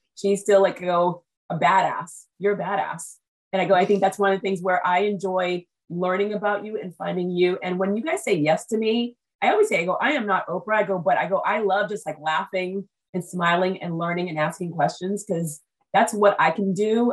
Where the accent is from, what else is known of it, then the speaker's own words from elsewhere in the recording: United States; I was like conceived in Haiti, I was born in America